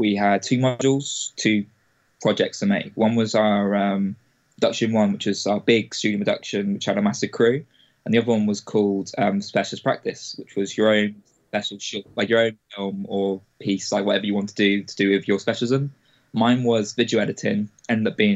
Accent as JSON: {"language": "English", "region": "Wales", "country": "United Kingdom", "tie": "born or raised there", "also_born_or_lived": "England / Bristol", "moved": "as an adult", "said": "I spent about 10 years in Wales until I was 18, and I came back to England to do my studies in Bristol"}